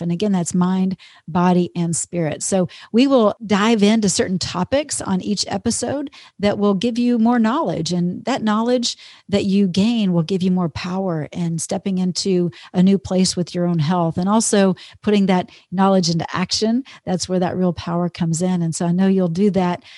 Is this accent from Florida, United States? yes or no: no; Texas, United States; moved away as an adult; also born or lived in Minnesota; now in Minneapolis, United States; I grew up in Texas. I'm a Texas girl and always will be